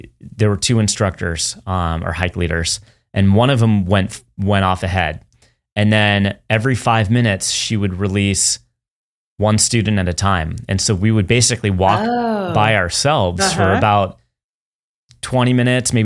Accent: San Francisco, California, United States; now in Southern California, United States; I grew up in the San Francisco area

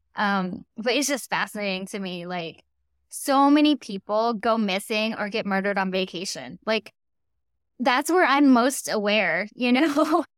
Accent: Storm Lake, Iowa, United States; now in Los Angeles, United States; I grew up in Storm Lake, Iowa.

